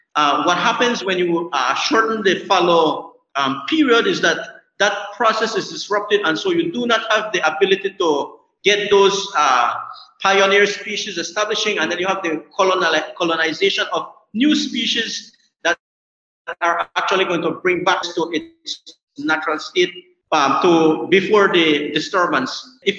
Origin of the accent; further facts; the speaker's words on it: San Pedro, Colombia; I am from San Pedro, Colombia. I am a farmer.